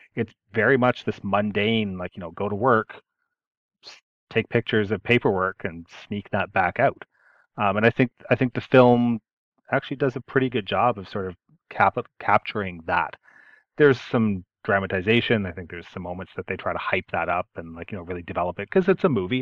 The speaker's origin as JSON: {"language": "English", "country": "Canada", "said": "I'm I'm Canadian"}